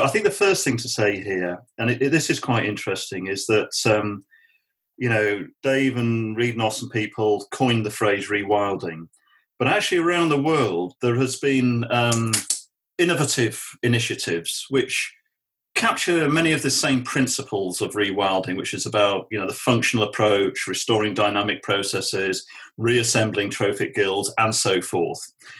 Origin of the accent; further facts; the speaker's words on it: Namibia; we got conservancy models growing up in Namibia